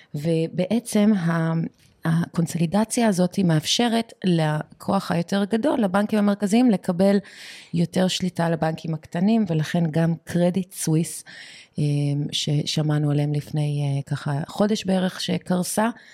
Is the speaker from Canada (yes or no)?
yes; Canada; now in Israel; אני גדלתי גם בבית שאימא שלי בבייסמנט שלה בקנדה